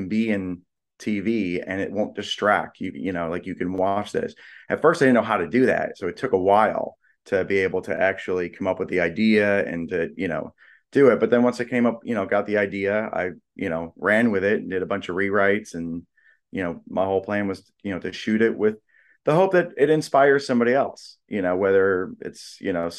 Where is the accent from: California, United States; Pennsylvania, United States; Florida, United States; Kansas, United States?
California, United States; Los Angeles; I grew up